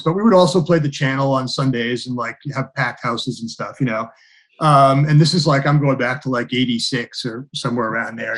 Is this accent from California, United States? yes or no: no; Haverhill, Massachusetts, United States; also born or lived in Pennsylvania; now in Topsfield, United States; I grew up in Haverhill, Mass.